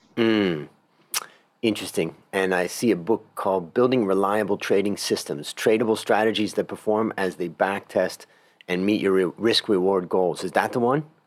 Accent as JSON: {"language": "English", "region": "Ohio", "country": "United States", "moved": "yes", "said": "I came from Ohio originally, and agriculture was all around me"}